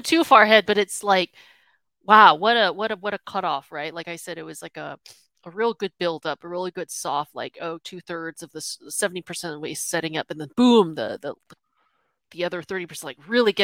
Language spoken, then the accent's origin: English; United States; I'm born American, had a comfy life